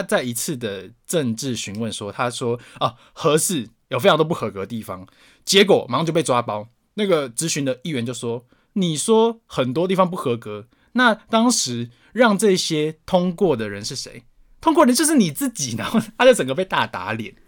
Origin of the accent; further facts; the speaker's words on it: Taoyuan, Taiwan; Hello，我桃园人要批评你喽。